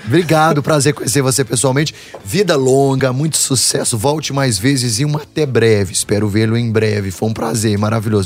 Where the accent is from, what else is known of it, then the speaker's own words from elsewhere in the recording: Minas Gerais, Brazil; a gente passou a ensinar o nosso sotaque para outros atores